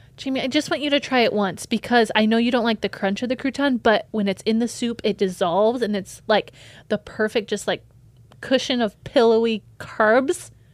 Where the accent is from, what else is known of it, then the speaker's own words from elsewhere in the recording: United States; I'm from America